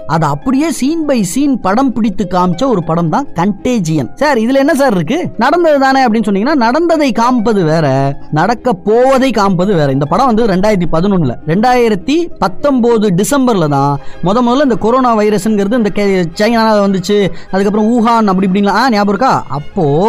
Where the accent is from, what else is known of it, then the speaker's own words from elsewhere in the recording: India; இந்தியாவில பிறந்தேன்